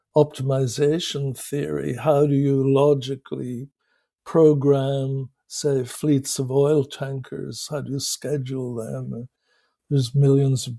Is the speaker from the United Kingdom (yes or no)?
yes; Belfast, Northern Ireland, United Kingdom; moved away as an adult; also born or lived in England / Ann Arbor, Michigan; I grew up in Belfast, went to Queen's University, and trained as an engineer, an electrical engineer